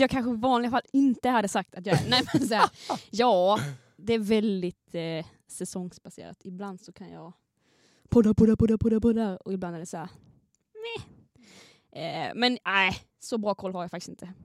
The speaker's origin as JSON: {"language": "Swedish", "region": "Skåne", "country": "Sweden", "accent": "Scanian", "said": "jag är från Skåne"}